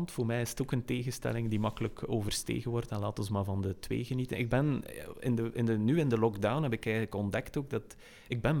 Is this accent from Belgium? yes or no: yes; West Flanders, Belgium; als West-Vlamingen.